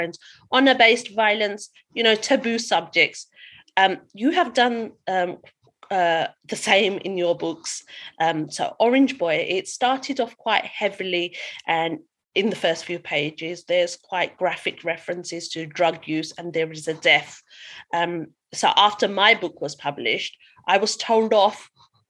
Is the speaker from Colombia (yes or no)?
no; London, United Kingdom; I was writing about growing up in East London. I was born here and have been an East Londoner ever since.